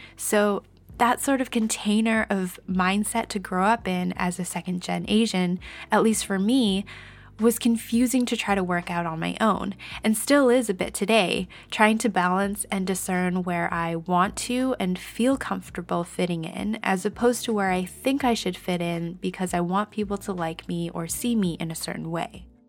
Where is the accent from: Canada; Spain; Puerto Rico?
Canada; I was born and raised here in Canada